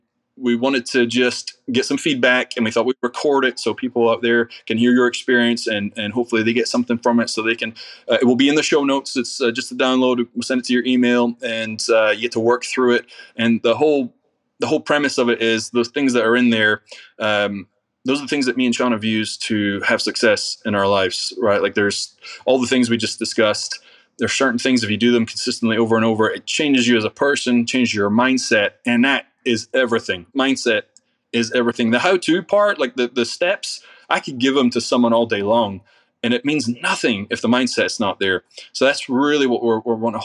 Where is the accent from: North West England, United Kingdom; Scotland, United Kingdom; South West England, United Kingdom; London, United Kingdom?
Scotland, United Kingdom; now in United States; I'm from Scotland